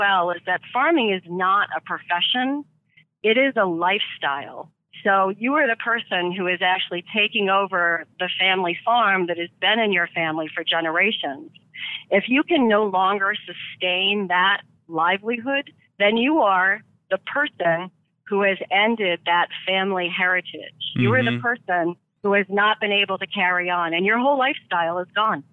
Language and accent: English; about 30 miles north of Boston, Massachusetts, United States; also born or lived in Chicago / Pipestone County, Minnesota; now in Door County, United States; I grew up in Massachusetts, about north of Boston, about 30 miles.